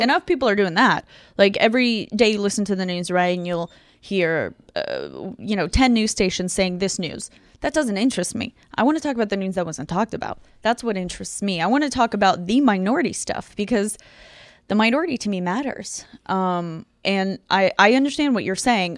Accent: Ukraine; moved away; also born or lived in Tucson, Arizona, United States; I'm originally from Ukraine. I grew up there and then I moved to Arizona

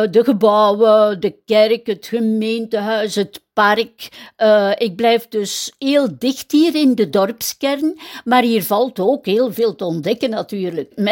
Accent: Middelkerke, Flanders, Belgium; moved away as an adult; also born or lived in Brussels; Ik ben eigenlijk geboren in Middelkerken, maar in 1974 ben ik in Brussel gaan wonen

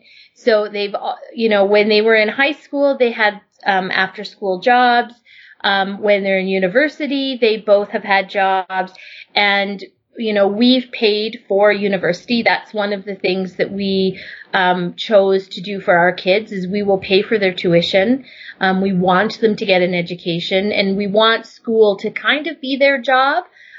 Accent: Germany; also born or lived in Vancouver, Canada; I would probably say I was born in Vancouver. And when I was around 8 or 9, my mom packed me up and we moved to Germany. And when we arrived in Germany, my mother didn't speak a word of German.

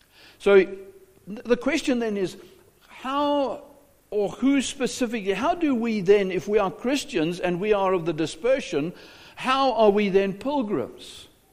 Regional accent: South Africa; moved away as an adult; now in United States; not American. My culture is not American. I am a South African. I will never be an American.

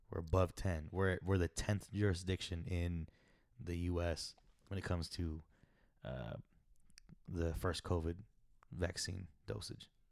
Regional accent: Arizona, United States; I come from Arizona

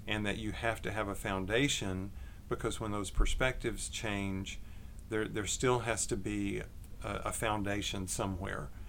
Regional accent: Longview, Texas, United States; also born or lived in McKinney, Texas; I grew up in Texas, uh, East Texas, in Longview.

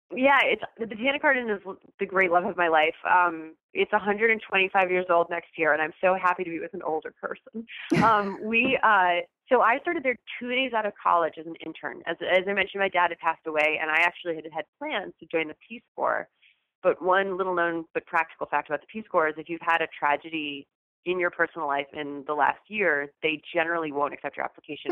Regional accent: New York, United States; I am a New Yorker

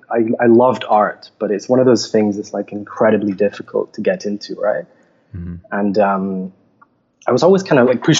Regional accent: Edinburgh, Scotland, United Kingdom; moved away as an adult; also born or lived in England; now in Montreal, Canada; I'm originally from Scotland. I grew up in Edinburgh

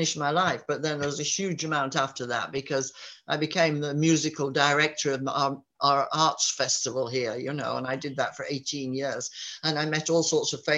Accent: Yorkshire Dales, Yorkshire and the Humber, United Kingdom; my village here, I was born here, and my father and my grandfather were born in this village in the Yorkshire Dales

